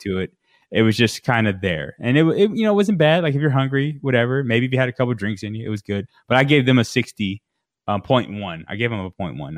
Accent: Las Vegas, Nevada, United States; We're from Vegas

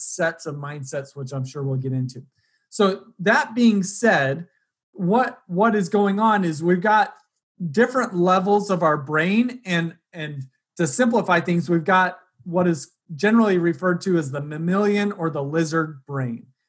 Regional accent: Utah, United States; I grew up in Utah going to rodeos in the summer

